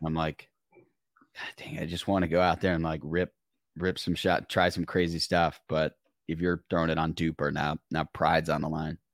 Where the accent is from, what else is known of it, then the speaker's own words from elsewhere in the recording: Michigan, United States; I'm from Michigan.